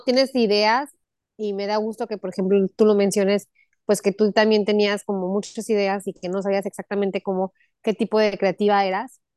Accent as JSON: {"language": "Spanish", "region": "Aguascalientes", "country": "Mexico", "tie": "born or raised there", "also_born_or_lived": "El Paso, Texas / Mexico City / Los Angeles / Texas", "moved": "as an adult", "lives_now": "Cancún, Mexico", "said": "nací en El Paso, Texas, o sea, muy cerca de, de donde estás tú. Y este, crecí toda mi vida en Aguascalientes hasta los 22 años"}